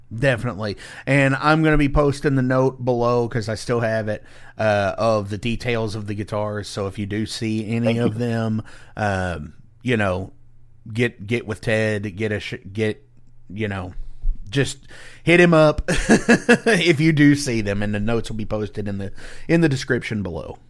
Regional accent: Indiana, United States; I'm from Indiana

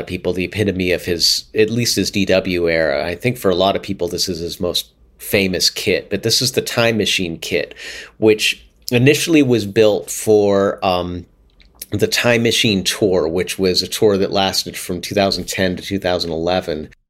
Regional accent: Pittsburgh, Pennsylvania, United States; I grew up in Pittsburgh, which is a pretty good hockey town

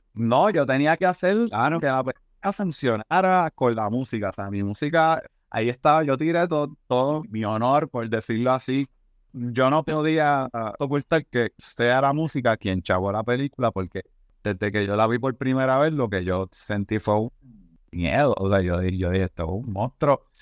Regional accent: Puerto Rico; como artista puertorriqueño

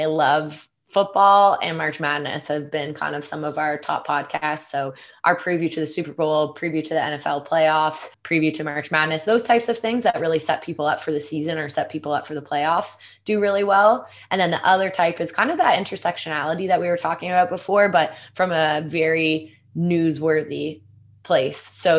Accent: Canada; It's so interesting being a Canadian and now working, especially on the content team.

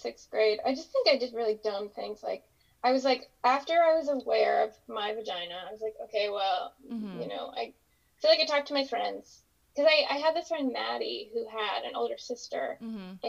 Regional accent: Pennsylvania, United States; moved away; I grew up in Pennsylvania

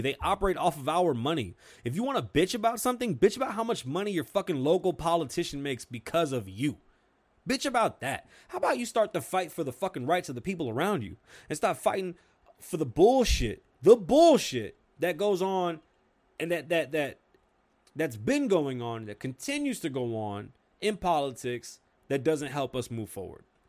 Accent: New York, United States; accent: New York

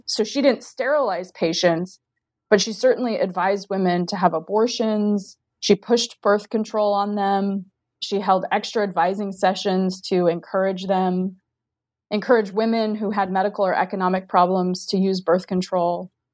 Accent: Diamond Bar, California, United States; moved away as an adult; also born or lived in Maryland / Central Virginia; now in Virginia, United States; from Diamond Bar, California, which is a suburb of Los Angeles

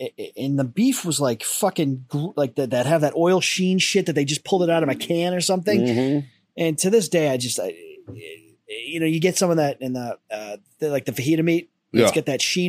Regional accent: United States; I'm an American.

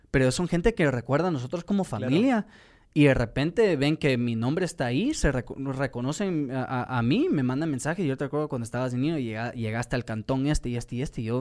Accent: Guatemala; pero todo eso viene por, la manera que yo crecí en Guatemala y, gracias a Dios he tenido esa oportunidad de ver la realidad de lo que vive la gente

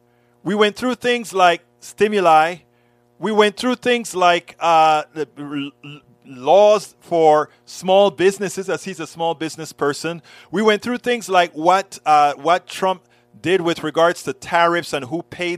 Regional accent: Panama; now in United States; one of the guys that I grew up with back in Panama, another Panamanian

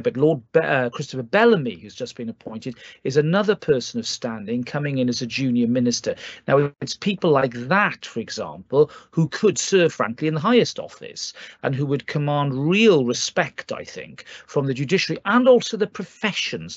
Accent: Wales, United Kingdom; as a Welshman

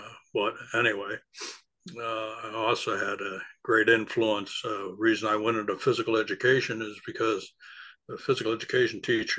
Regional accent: Oneonta, New York, United States; moved away as an adult; also born or lived in Norwich, New York / Springfield, Massachusetts; I was born and brought up in Oneonta, New York. That's in the middle of the state, in the southern part of the state. I lived there from 1946 until around

